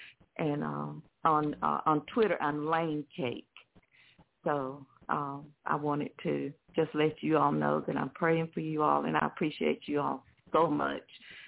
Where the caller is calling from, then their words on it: Montgomery, Alabama, United States; Alabama. Montgomery, Alabama.